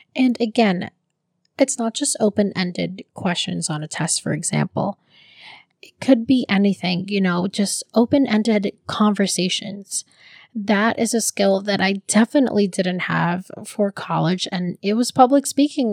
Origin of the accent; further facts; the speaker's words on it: Philippines; now in United States; as a Filipino